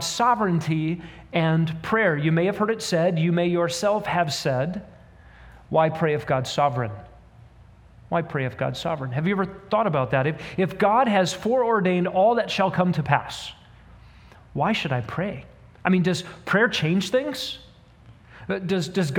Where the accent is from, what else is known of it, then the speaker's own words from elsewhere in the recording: United States; particularly as American humans